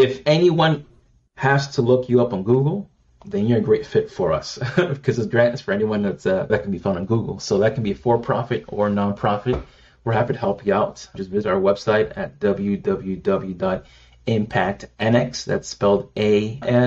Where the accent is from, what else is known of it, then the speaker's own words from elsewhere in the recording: United States; being raised here as an American